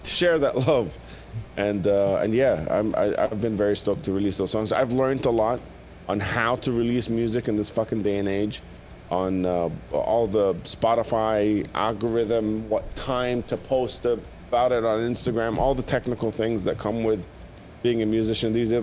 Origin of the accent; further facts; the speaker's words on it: Jordan; when I was growing up in Jordan